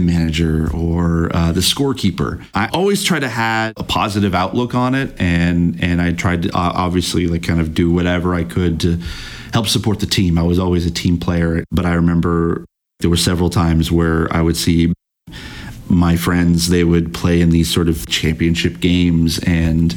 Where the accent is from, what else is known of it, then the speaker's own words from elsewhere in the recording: St. Catharines, Ontario, Canada; now in Toronto, Canada; I grew up in the Niagara area of Ontario, basically in a town called St. Catharines.